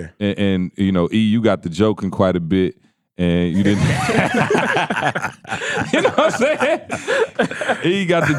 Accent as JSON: {"language": "English", "region": "Georgia", "country": "United States", "lives_now": "Lansing, United States", "said": "You know I came from Georgia."}